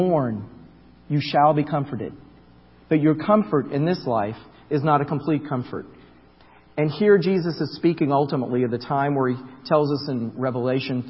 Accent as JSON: {"language": "English", "region": "Florida", "country": "United States", "tie": "born or raised there", "said": "I grew up in Florida, across from Kennedy Space Center"}